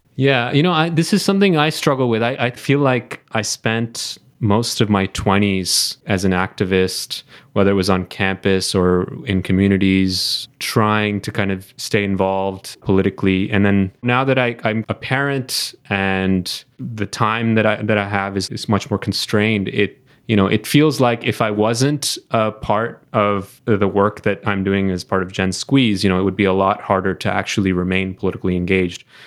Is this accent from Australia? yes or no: no; Canada; as a Canadian